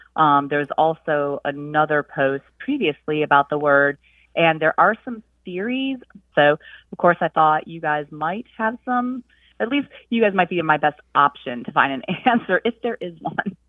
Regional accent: Brockport, New York, United States; moved away as an adult; now in Columbia, United States; I'm originally from Brockport, New York.

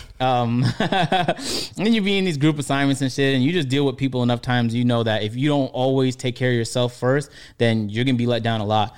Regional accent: Toronto, Ontario, Canada; moved away; growing up in Toronto, or even in University of Niagara

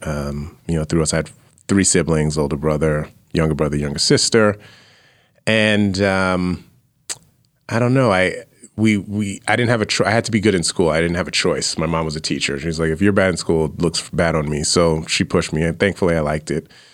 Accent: New York City, New York, United States; moved away; also born or lived in Austin, Texas; I grew up in, uh, Fla, Flatbush area, Brooklyn, New York

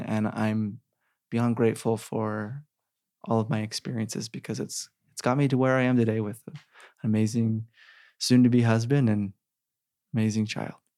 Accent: Sandy, Utah, United States; I grew up in Sandy

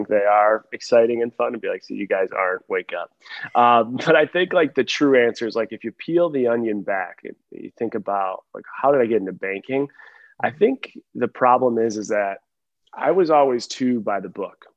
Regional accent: Buffalo, New York, United States; moved away as an adult; also born or lived in Ohio / Seattle; now in Nashville, United States; ever since leaving Buffalo from 18

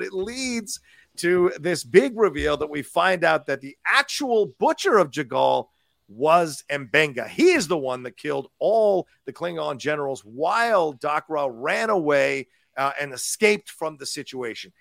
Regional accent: Virginia, United States; when I grew up in Virginia

